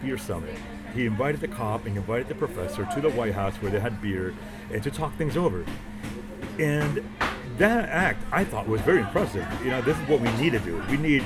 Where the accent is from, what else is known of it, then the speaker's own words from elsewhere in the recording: Miami, Florida, United States; we're from Miami